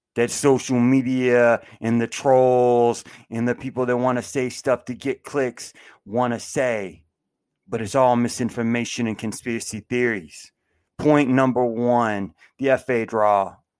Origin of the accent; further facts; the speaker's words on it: United States; I live in the United States. I was born in the United States.